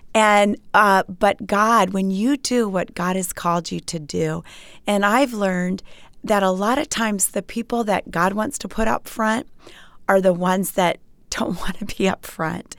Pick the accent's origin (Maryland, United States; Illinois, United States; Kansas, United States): Maryland, United States; Montgomery County; moved away as an adult; I grew up in Montgomery County, Maryland